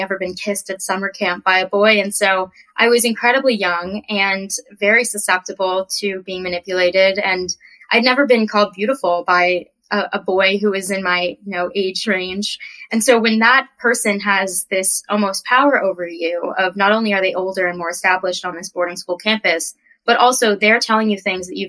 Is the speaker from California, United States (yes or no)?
yes; California, United States; I am from California. I've moved around quite a bit in my life